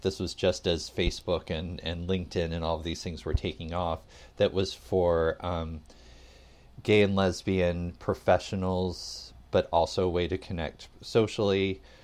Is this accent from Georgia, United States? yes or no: yes; Atlanta, Georgia, United States; I grew up in the South, um, in Atlanta